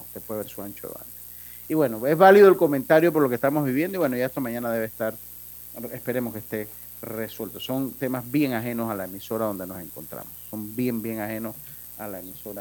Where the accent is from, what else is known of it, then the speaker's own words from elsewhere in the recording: Panama; como panameño